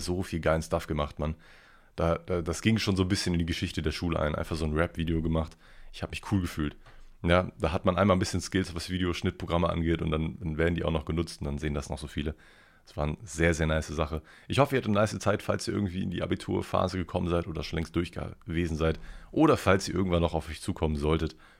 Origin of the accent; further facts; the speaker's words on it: Ruhr area, North Rhine-Westphalia, Germany; also born or lived in Cologne; werde ich gar nicht als Kölner mehr erleben, sondern wieder als, als originaler Ruhrpotter